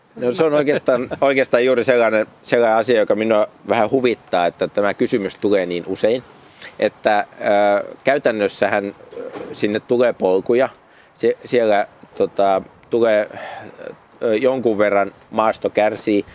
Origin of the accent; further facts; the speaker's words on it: Paimio, Southwest Finland, Finland; olen syntyperäinen paikkakuntalainen